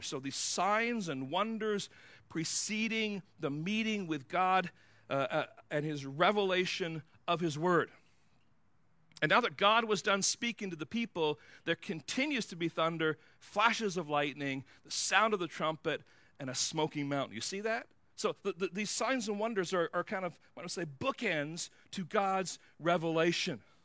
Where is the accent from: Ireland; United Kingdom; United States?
United Kingdom; England; moved away; I grew up in England